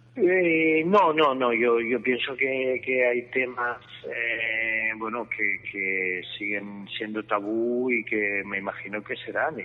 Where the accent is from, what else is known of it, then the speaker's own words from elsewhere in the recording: Lleida, Catalonia, Spain; also born or lived in Madrid; en Lleida es la tranquilidad, he nacido, he vivido, he trabajado aquí mucho tiempo